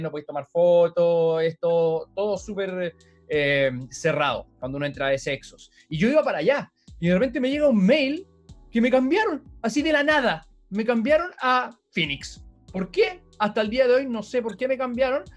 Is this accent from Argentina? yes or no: no; Chile; hola, sí, soy de Chile